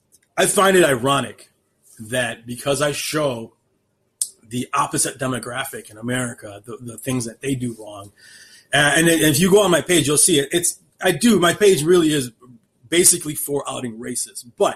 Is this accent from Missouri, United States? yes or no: no; Chicago, Illinois, United States; I'm from this area. I'm from the Chicagoland area, and I don't rep people like him.